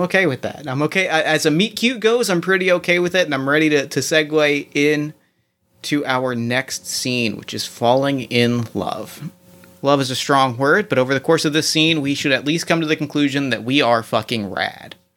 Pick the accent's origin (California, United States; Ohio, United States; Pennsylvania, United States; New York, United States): Ohio, United States